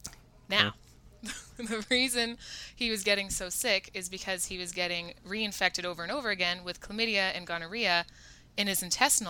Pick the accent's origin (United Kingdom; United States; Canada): Canada; Winnipeg, Manitoba; I'm from Winnipeg, small city